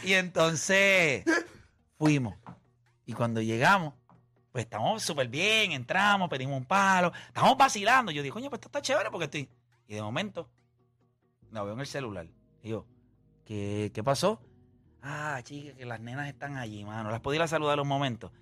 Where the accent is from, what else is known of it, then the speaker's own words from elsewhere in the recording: Caguas, Puerto Rico; yo soy de Caguas